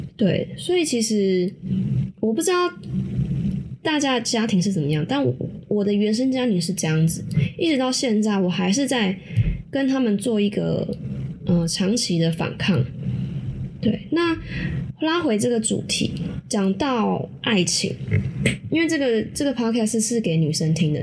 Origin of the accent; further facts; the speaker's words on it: Taiwan; 我们台湾人